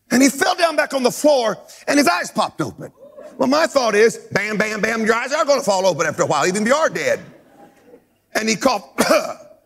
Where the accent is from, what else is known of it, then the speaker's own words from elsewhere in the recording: United States; I love being an American, but I love being a world citizen more.